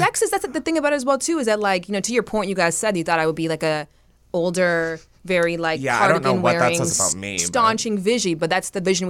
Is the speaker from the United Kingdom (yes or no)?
no; Canada; I'm from Canada.